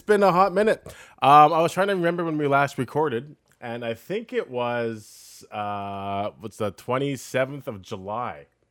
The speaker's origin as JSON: {"language": "English", "country": "Canada", "said": "we're from Canada"}